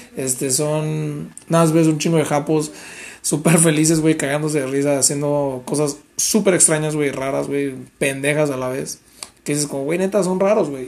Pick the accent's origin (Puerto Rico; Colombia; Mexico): Mexico; Nosotros como mexicanos